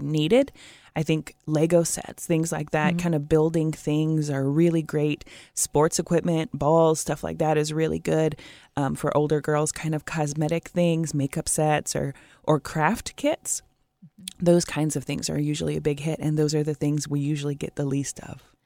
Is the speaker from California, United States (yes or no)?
no; Portland, Oregon, United States; now in Puget Sound area, United States; I grew up in Portland